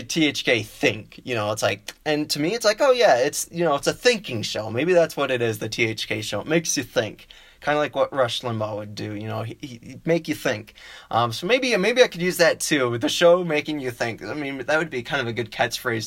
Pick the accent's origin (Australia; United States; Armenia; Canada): United States; Madison, Wisconsin; moved away as an adult; now in Colorado Springs, United States; I'm from Wisconsin originally. I got my generals done at MATC, Madison Area Technical College, back home in Madison